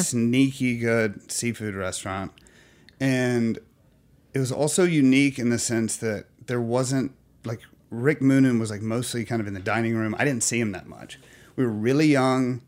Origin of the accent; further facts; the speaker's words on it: Alabama, United States; now in New York, United States; I'm from Alabama